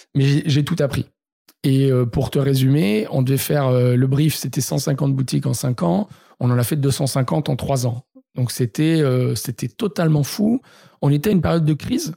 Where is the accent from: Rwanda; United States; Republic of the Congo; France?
France; Marseille, Provence-Alpes-Côte d'Azur; now in Paris, France; je suis marseillais